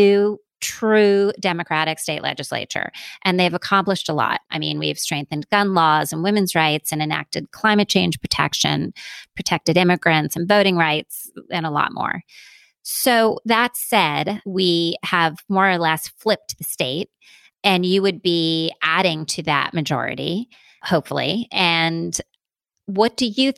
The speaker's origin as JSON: {"language": "English", "region": "downstate New York", "country": "United States", "said": "I'm also a New Yorker from downstate"}